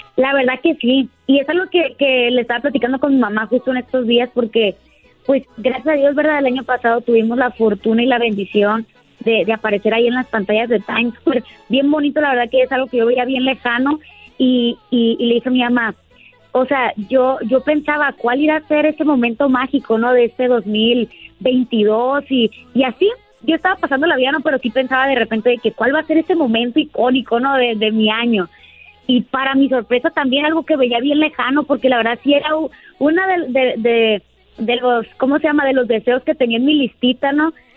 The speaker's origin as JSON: {"language": "Spanish", "region": "Sinaloa", "country": "Mexico", "said": "también soy de aquí de Sinaloa"}